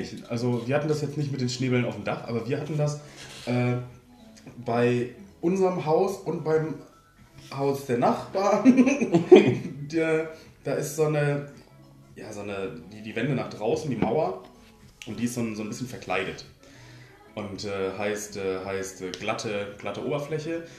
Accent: North Rhine-Westphalia, Germany; wir in Ostwestfalen

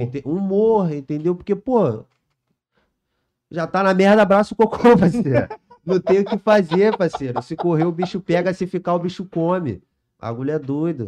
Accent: São Gonçalo, Rio de Janeiro, Brazil; nasci lá no Vila Laje, lá em São Gonçalo, lá, né? Criança normal, joga bola, solta pipa

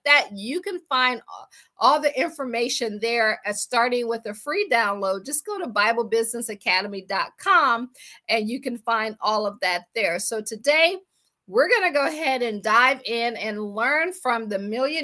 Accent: Akron, Ohio, United States; moved away as an adult; also born or lived in Washington, D.C. / Baltimore / Boston / Pittsburgh; I am from Akron, Ohio. I always say I grew up shy, sheltered in church basically 6 days a week.

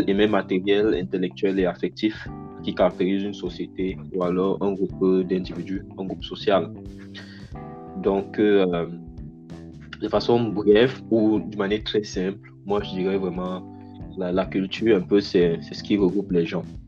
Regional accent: Cameroon; now in Canada; moi, en tant que Camerounais

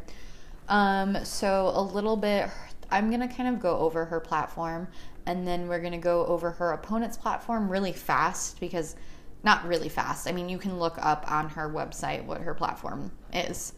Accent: Chicago, Illinois, United States; now in Phoenix, United States; I am also from Chicago, born and raised. We moved to Phoenix in 1999

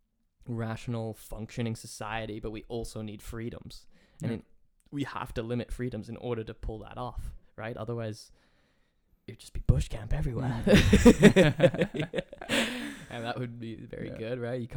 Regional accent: United States; living in America and I love America and being American

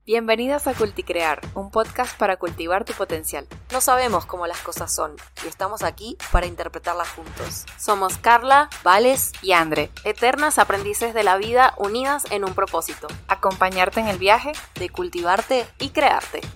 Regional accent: Venezuela; now in Argentina; Y también yo como venezolana me puedo llegar a desligar de eso y decir, bueno, a ver, no, no porque yo venga de Venezuela

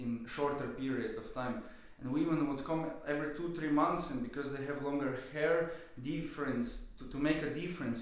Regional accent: Slovenia; also born or lived in London; now in Vienna, Austria; I'm from Slovenia originally

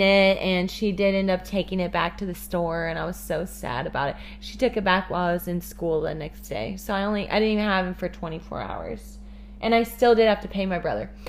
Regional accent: Kansas City, Missouri, United States; I'm from Kansas City, Missouri

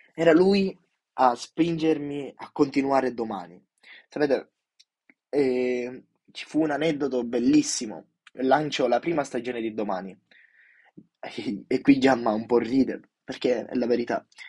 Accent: Sicily, Italy; Io da, mm, da giù, siciliano doc

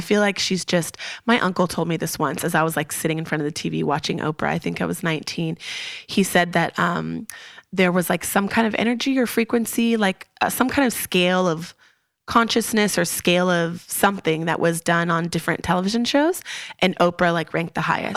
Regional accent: Long Beach, California, United States; moved away as an adult; also born or lived in Kansas / Texas / Missouri / San Diego; I grew up in Long Beach, California

